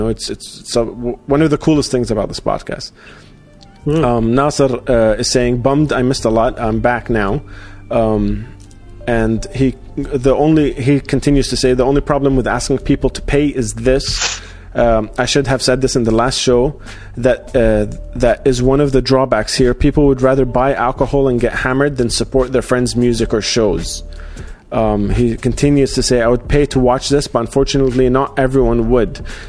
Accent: Australia; moved away; So I'm actually half Iraqi, half Jordanian. And I grew up in Australia.

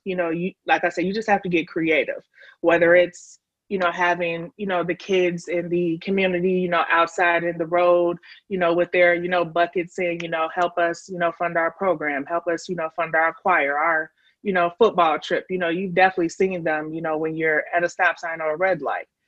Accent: Chicago, Illinois, United States; moved away as an adult; now in Nashville, United States; I am from Chicago, but um, I have been living in Nashville. Um, I came out here for college and just stayed.

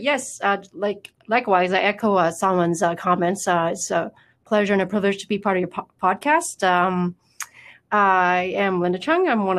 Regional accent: Vietnam; now in Canada; I come from Vietnam and, our country's surrounded by water. I've been here for over 30 years

